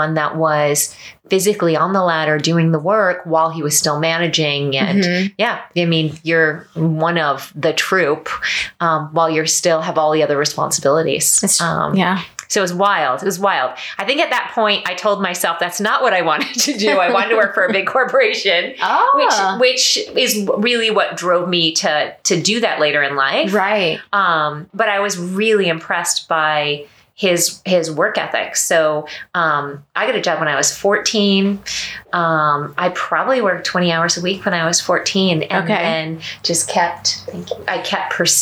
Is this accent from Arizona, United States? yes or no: no; Hudson Valley, New York, United States; moved away as an adult; now in Orlando, United States; I grew up in New York, but outside the city in the Hudson Valley